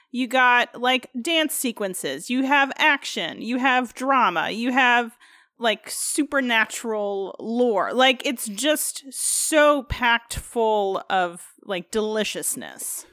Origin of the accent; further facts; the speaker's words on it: United States; being an American